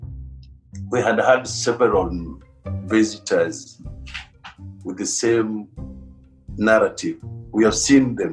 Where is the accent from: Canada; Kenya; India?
Kenya; Nairobi; Born and bred in Nairobi